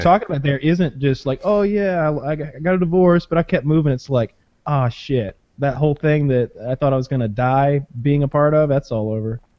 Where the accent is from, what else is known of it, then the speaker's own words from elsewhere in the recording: the South, United States; I'm from the South